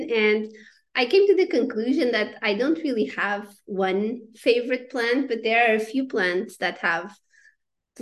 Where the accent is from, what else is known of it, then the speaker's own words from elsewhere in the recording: Portugal; moved away as an adult; also born or lived in United States; I am originally from Portugal